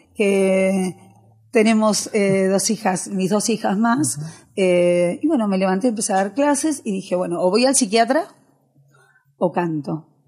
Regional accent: Argentina; also born or lived in Pontevedra, Spain; Yo vine a los 7 años de España aquí, a Argentina, hice toda mi primaria, terminé la secundaria

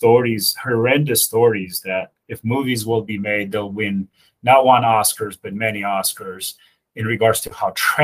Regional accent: Romania; now in United States; So I was born in Europe. I was born in Romania.

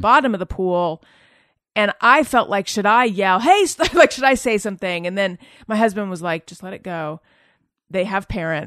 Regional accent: Southern California, United States; also born or lived in New York; I'm from Southern California originally

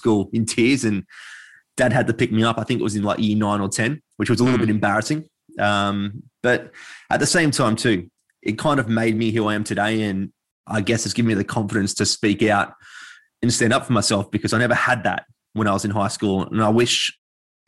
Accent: Sydney, New South Wales, Australia; I grew up in the Sutherland Shire in Sydney.

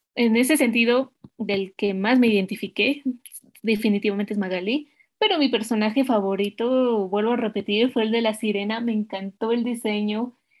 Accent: Mexico; nosotros que somos mexicanos

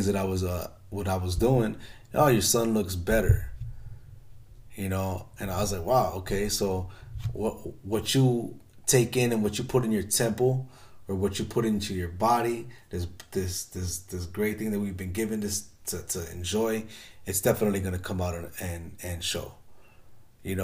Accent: Chicago, Illinois, United States; I grew up in Chicago in the hood

